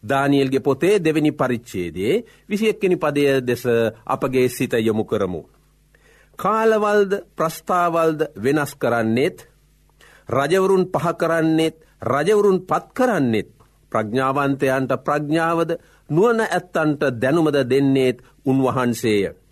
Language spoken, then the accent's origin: Sinhala; Sri Lanka; අප උපන් රට අපි මැරෙන රට ශ්‍රී ලංකාවයි.